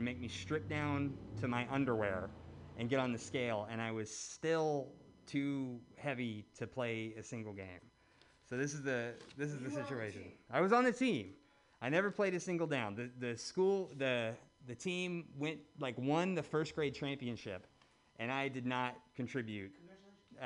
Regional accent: Birmingham, Alabama, United States; moved away; my hometown in Birmingham

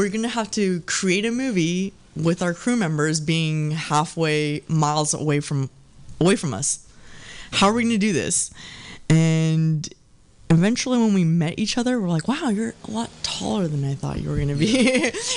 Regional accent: Dallas, Texas, United States; now in San Francisco, United States; I'm from Texas.

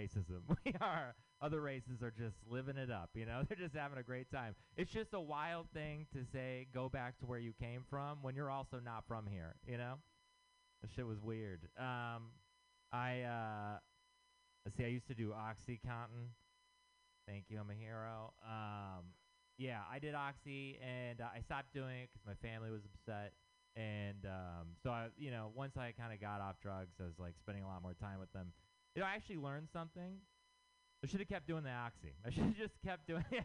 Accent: Texas, United States; moved away; I'm from Texas

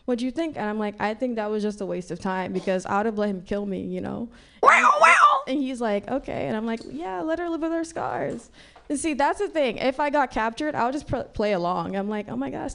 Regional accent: Nigeria; moved away; I grew up in Africa

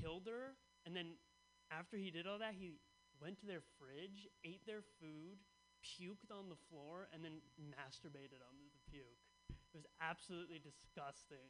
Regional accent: Bay Area, California, United States; I grew up in the Bay Area, so it's a pretty liberal culture

